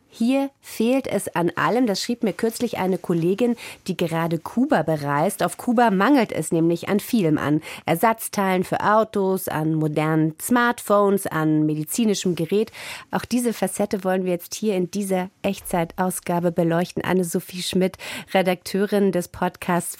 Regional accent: East Germany, Germany; meine Kindheit in der DDR

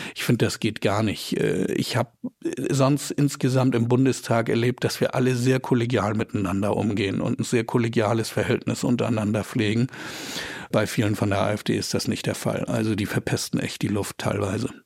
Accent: Flensburg, Schleswig-Holstein, Germany; Ich war äh, damals auch natürlich als Teil der dänischen Minderheit an der dänischen Schule in Flensburg

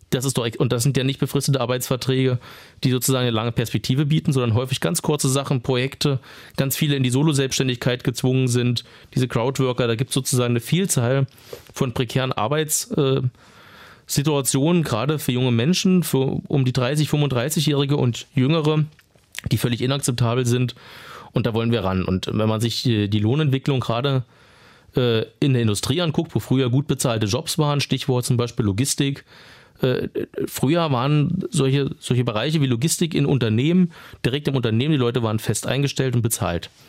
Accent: Potsdam, Brandenburg, Germany; das ist mir, ich komme ja aus Potsdam, immer ein sehr wichtiges Thema.

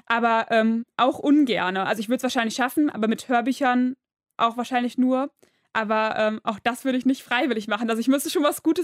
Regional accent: Duisburg, North Rhine-Westphalia, Germany; Ja, ich komme aus Duisburg.

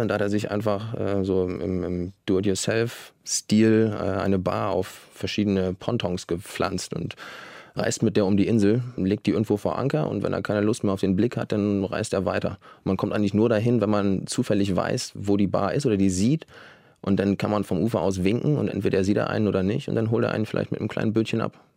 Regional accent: Flensburg, Schleswig-Holstein, Germany; Ich komme ja aus Flensburg

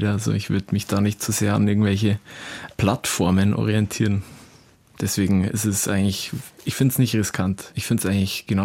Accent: Southern Germany, Germany; Italien äh, an sich für uns als äh, Süddeutsche ist natürlich ein beliebtes Urlaubs- und Reiseziel.

